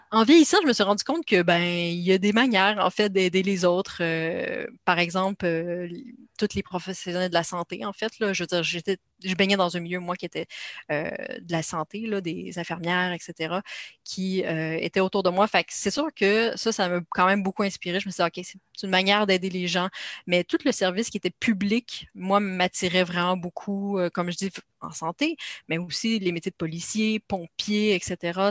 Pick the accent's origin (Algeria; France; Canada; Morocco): Canada; accent: Canadian; une femme canadienne, comme on le voit à mon accent